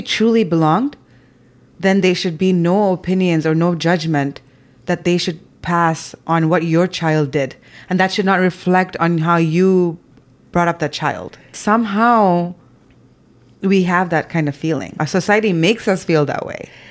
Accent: Zambia; moved away; growing up in Zambia

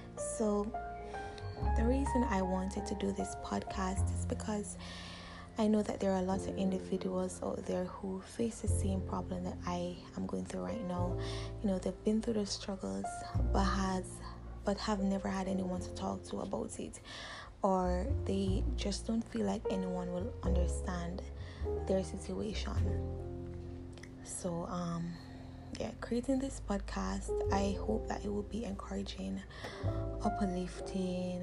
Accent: Jamaica; also born or lived in Portmore; I am Jamaican. Um, I live in the city of Portmore

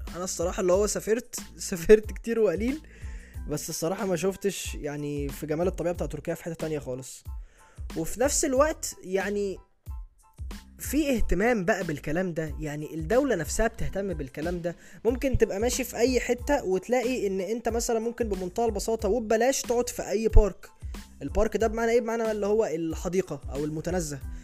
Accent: Egypt; عندنا في مصر

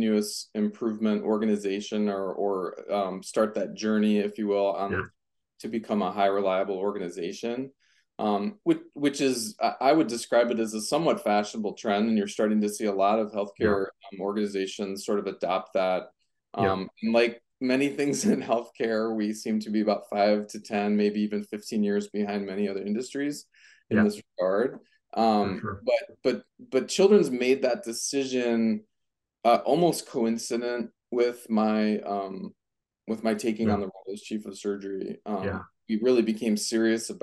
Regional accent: Minneapolis, Minnesota, United States; also born or lived in San Diego, California; I grew up in the Twin Cities, in Minnesota, Minneapolis and St. Paul.

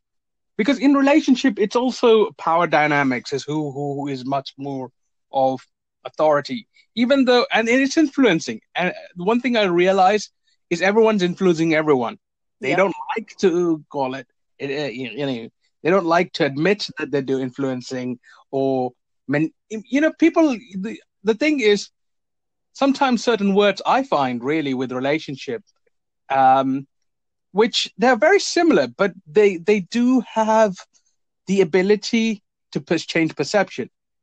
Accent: India; now in United Kingdom; because I'm an immigrant. I immigrated to the UK. I was originally from India.

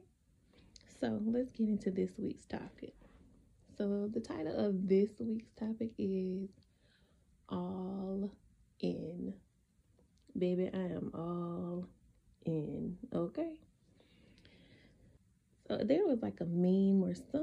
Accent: South Carolina, United States; moved away; I never want to go back to South Carolina. Like, I want to either be here or move on to another state. I don't want to go back to my hometown.

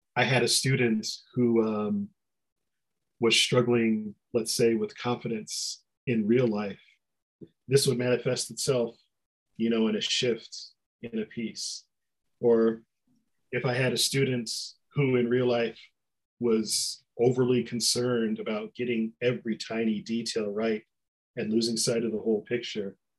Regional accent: Detroit, Michigan, United States; I grew up in Detroit

